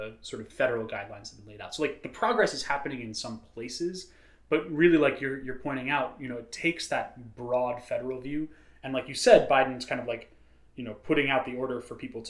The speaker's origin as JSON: {"language": "English", "town": "New York City", "region": "New York", "country": "United States", "tie": "born or raised there", "said": "when I was a kid growing up in New York City"}